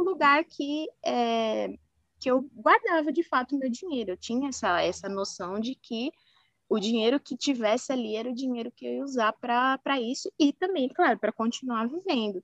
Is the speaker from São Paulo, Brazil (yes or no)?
yes; São Paulo, Brazil; eu sou aqui de São Paulo, capital, nasci e criada